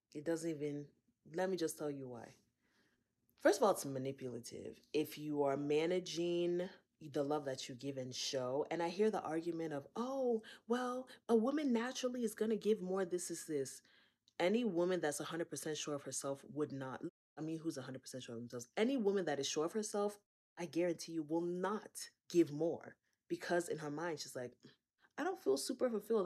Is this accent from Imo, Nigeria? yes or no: no; Akwa Ibom, Nigeria; I'm from Akwaibom State.